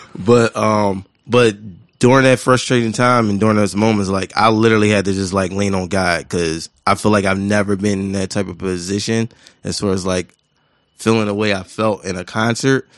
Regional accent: Philadelphia, Pennsylvania, United States; I'm from West Philadelphia

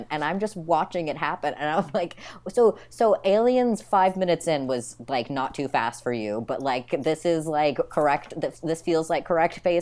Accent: Midwest, United States; I grew up in the Midwest

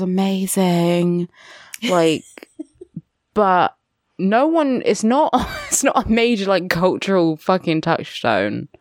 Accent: United Kingdom; I am a British uh, mixed race person with a black dad and a white mother

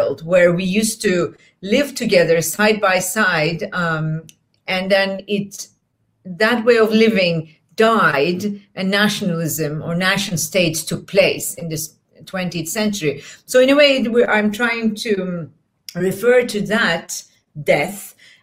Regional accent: Istanbul, Turkey; first language Turkish; English is a second language; moved away; also born or lived in Portland; I grew up in Istanbul in Turkey, and I went to school in Turkey

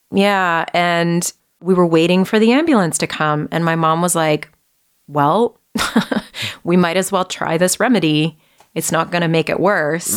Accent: Vancouver, British Columbia, Canada; moved away as an adult; also born or lived in Toronto; I grew up uh, in Vancouver all the way through until uh, I finished high school. And then shortly after that, I uh, moved away to Toronto

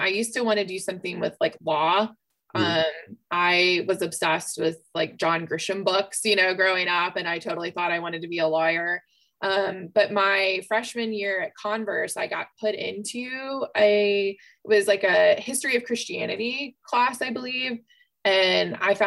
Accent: Columbia, South Carolina, United States; moved away as an adult; also born or lived in Spartanburg, South Carolina / Marshall Islands / Union County; I am a Columbia native, born and raised, a Richland District 2 kid.

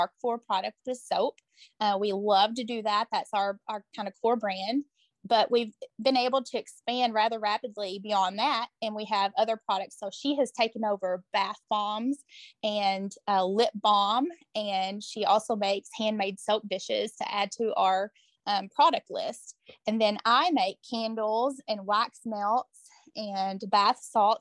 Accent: Morganfield, Kentucky, United States; also born or lived in Henderson, Kentucky; I moved back to Union County, and this is my hometown where I was born and raised

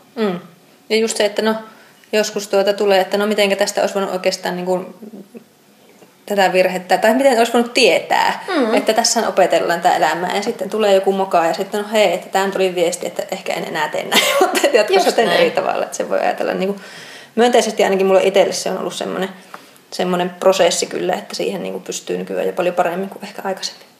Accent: Outokumpu, North Karelia, Finland; Outokumpu on minun kotikaupunki

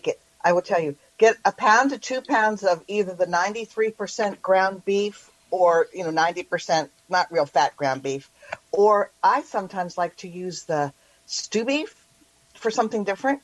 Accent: Bellingham, Washington, United States; I am from Bellingham, Washington

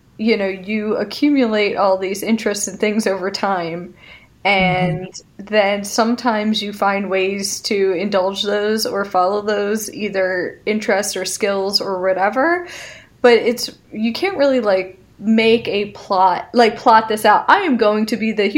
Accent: Philadelphia, Pennsylvania, United States; I'm from the Philadelphia area

